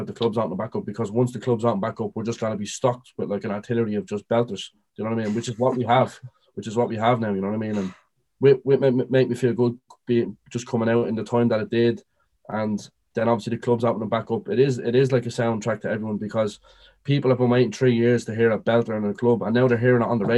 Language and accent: English; Dublin, Leinster, Ireland; we're both from Dublin. I'm from North Dublin